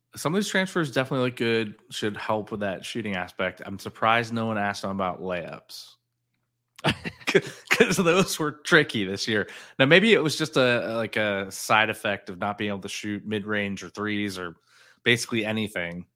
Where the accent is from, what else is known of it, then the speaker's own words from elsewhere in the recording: South Florida, United States; growing up in South Florida, you went to Florida, Florida State